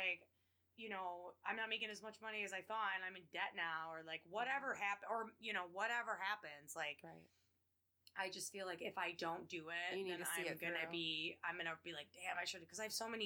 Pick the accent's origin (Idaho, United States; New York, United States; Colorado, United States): New York, United States; Jamestown; I'm from Jamestown